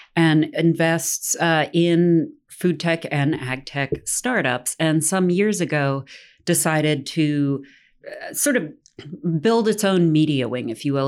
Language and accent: English; Tennessee, United States; I'm born and raised in Tennessee